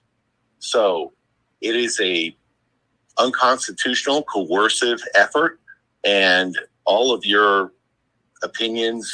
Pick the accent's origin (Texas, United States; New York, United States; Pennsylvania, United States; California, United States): Pennsylvania, United States; Philadelphia; I'm from Philadelphia, Pennsylvania